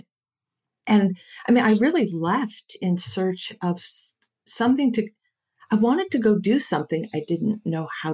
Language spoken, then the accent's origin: English; Silicon Valley, California, United States; I was raised here in Silicon Valley